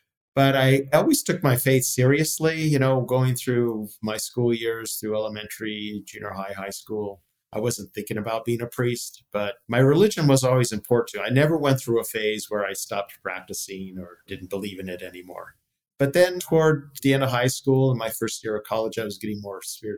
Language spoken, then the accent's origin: English; San Diego, California, United States; now in San Francisco, United States; Yes, I grew up in San Diego.